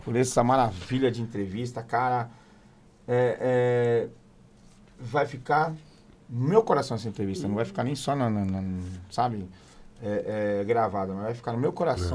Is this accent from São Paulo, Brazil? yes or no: yes; São Paulo, Brazil; Eu falo bicho porque eu sou, sou, sou, sou de São Paulo, sou paulista